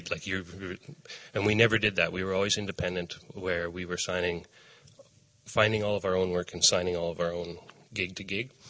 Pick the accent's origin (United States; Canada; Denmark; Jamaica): Canada; Saskatchewan; moved away as an adult; also born or lived in Winnipeg; I grew up in Saskatchewan. Um, uh, and lived in Saskatchewan until I finished high school and then moved to Winnipeg.